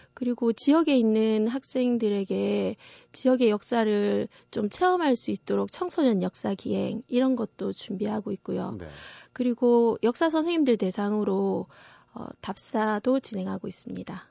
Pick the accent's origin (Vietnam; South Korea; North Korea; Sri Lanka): South Korea; 제가 한국인인 것은 또 부정을 할 수 없는 것 같아요.